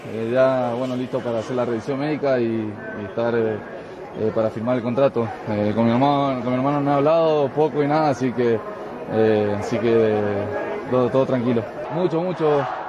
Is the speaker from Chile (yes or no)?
no; United States; now in Mexico City, Mexico; me crié en Estados Unidos